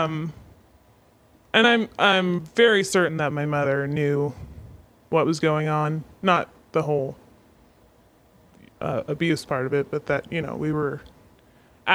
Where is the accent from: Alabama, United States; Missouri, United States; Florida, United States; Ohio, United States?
Florida, United States; Northern; moved away as an adult; I grew up in the South, more Southern than we are now.